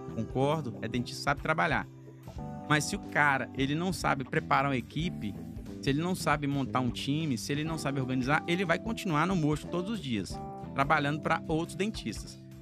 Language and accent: Portuguese; Guanambi, Bahia, Brazil; moved away; also born or lived in Rio de Janeiro; eu sou lá de Guanambi, interior da Bahia, apesar de não parecer baiano